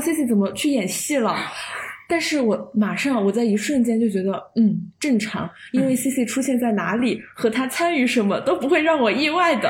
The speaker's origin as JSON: {"language": "Chinese", "town": "Chengdu", "region": "Sichuan", "country": "China", "tie": "born or raised there", "said": "到了成都这边，我就邀请了她 来我的家乡玩"}